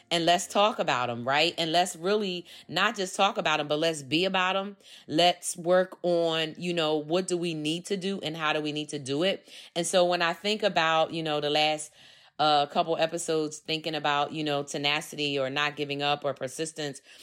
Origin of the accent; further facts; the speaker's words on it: Philadelphia, Pennsylvania, United States; I grew up in Philadelphia